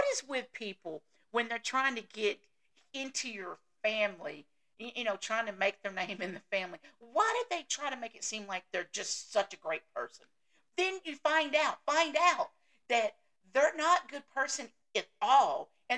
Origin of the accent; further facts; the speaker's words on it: the South, United States; the Southern thing, which I know I don't say that word right, but hey, I'm from the South. That's the way we do.